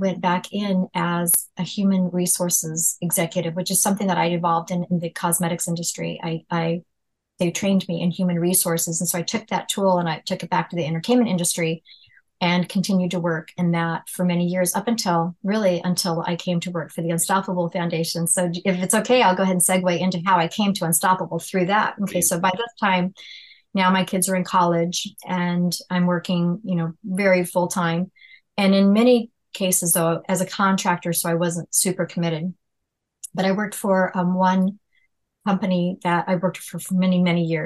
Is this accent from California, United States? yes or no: yes; California, United States; growing up in California